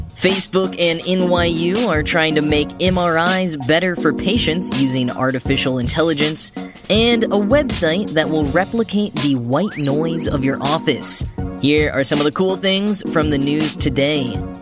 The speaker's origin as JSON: {"language": "English", "town": "Grapevine", "region": "Texas", "country": "United States", "tie": "born or raised there", "moved": "yes", "lives_now": "New York, United States", "said": "I grew up in a town called Grapevine, Texas"}